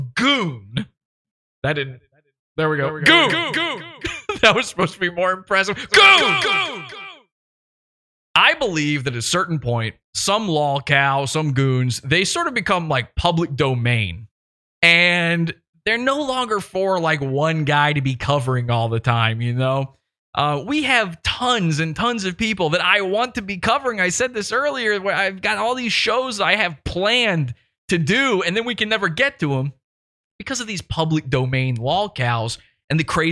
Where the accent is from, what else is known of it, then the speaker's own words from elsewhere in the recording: Chesterfield, Virginia, United States; I am from Chesterfield, Virginia, where he's from.